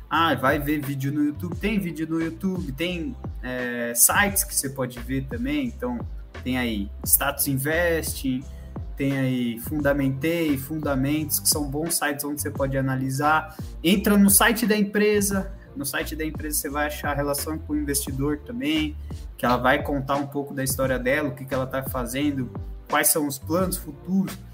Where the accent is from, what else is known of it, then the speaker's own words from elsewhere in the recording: Jundiaí, São Paulo, Brazil; Mas eu sou de Jundiaí, mano.